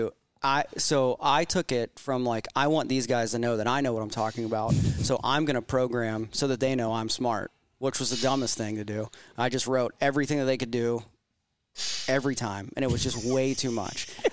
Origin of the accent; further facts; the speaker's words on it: Pittsburgh, Pennsylvania, United States; now in Virginia Beach, United States; we're both from Pittsburgh